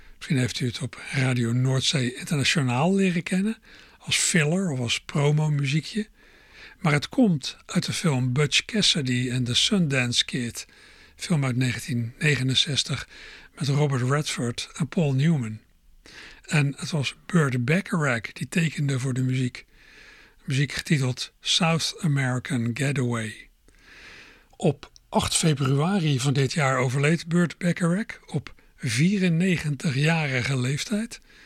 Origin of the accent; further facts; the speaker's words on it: Netherlands; als Nederlander